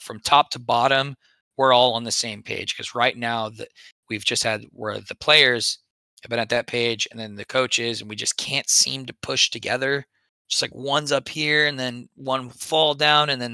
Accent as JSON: {"language": "English", "region": "Texas", "country": "United States", "tie": "born or raised there", "moved": "yes", "said": "we grew up in Texas"}